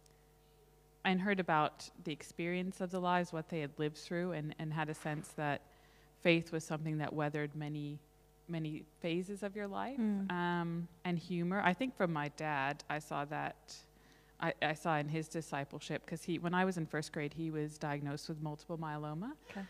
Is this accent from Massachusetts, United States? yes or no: yes; Somerset, Massachusetts, United States; also born or lived in Fall River, Massachusetts; I was born in Fall River, Massachusetts. It's a small city across from Somerset where I lived and about an hour south of Boston. So very much a New England girl